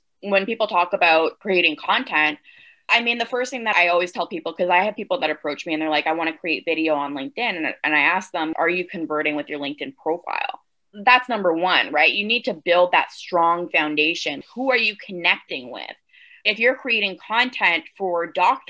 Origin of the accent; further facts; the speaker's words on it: Canada; accent: Canadian; the Canadian came out there with the about.